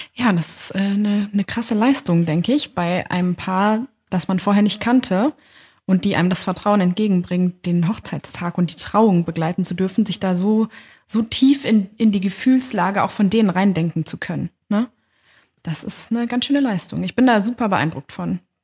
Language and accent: German; southern Lower Saxony near Hanover, Germany; now in Berlin, Germany; das war in meiner Heimat, also mhm. im, äh, im ja, Niedersachsen, südlichen Niedersachsen bei Hannover